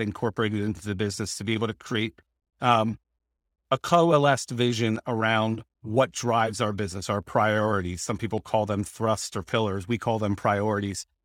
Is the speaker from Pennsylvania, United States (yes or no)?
yes; Lancaster, Pennsylvania, United States; now in Penn Valley, United States; I'm from Lancaster, Pennsylvania